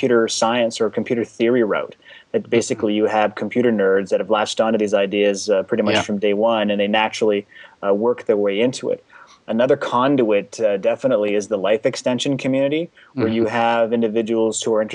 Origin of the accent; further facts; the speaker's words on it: Canada; My parents, they immigrated from the former Czechoslovakia back in 1968, and I was born here in Canada